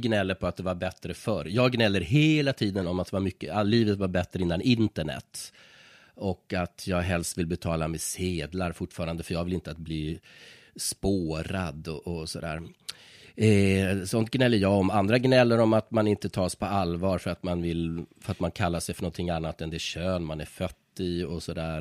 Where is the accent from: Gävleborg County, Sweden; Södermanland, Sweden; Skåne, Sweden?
Gävleborg County, Sweden; Iggesund; jag är själv från en brukssamhälle, mm. Iggesund mm. i Hälsingland, en mm. mil från Hudiksvall